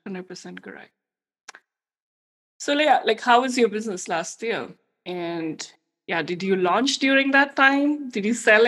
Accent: India; English is a second language; because we are both Indian women and we know it's tough to, you know, scale in an international audience.

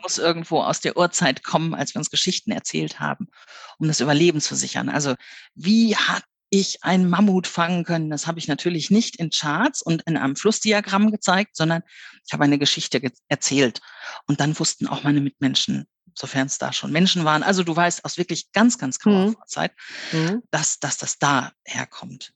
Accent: Ruhr area, North Rhine-Westphalia, Germany; moved away; also born or lived in Bavaria; ich bin im Ruhrgebiet aufgewachsen. Mein Vater war auf der Zeche.

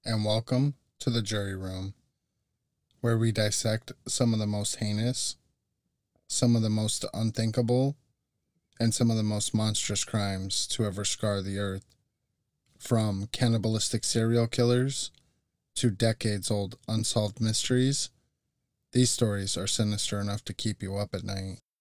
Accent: Tucson, Arizona, United States; I was born and raised in Tucson

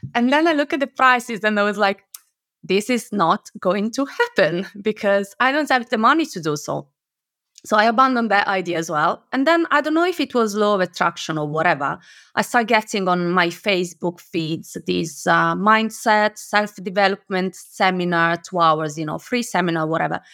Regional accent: Italy; moved away as an adult; now in United Kingdom; I am originally from Italy, but I moved to the U K ten years ago

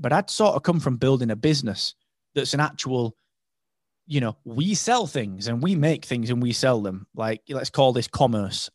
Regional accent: United Kingdom; I was, if not the only British guy there, I was one of three

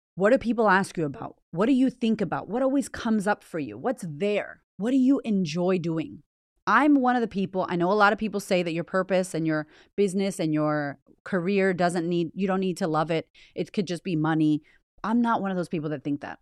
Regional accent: United States; moved away as an adult; also born or lived in Boston; now in Australia; I'm American

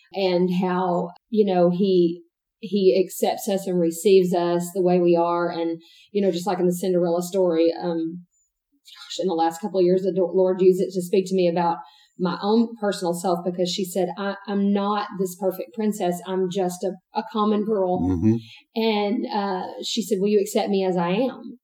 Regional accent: East Texas, United States; I'm also born and raised in East Texas.

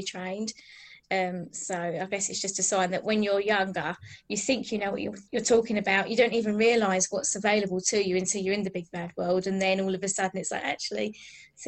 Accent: Billericay, East of England, United Kingdom; I'm from Billericay in Essex, so I'm an original Essex girl.

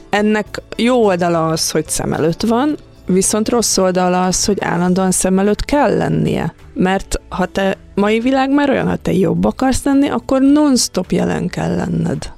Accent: Hungary; mi magyarok

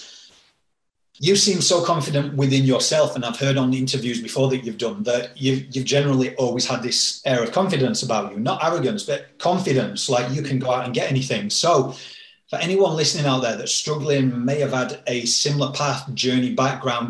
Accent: Yorkshire and the Humber, United Kingdom; moved away; I'm from Yorkshire back in the UK, like a working class place

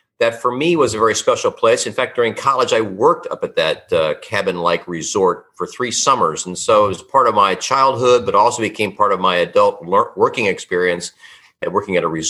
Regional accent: Cincinnati, Ohio, United States; moved away as an adult; also born or lived in Cleveland, Ohio; now in Southern California, United States; I grew up in Cincinnati, Ohio with my sister

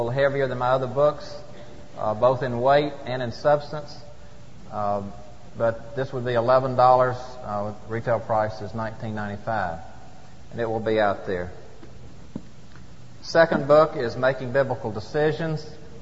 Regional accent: Atlanta, Georgia, United States; my home state of Georgia and Atlanta

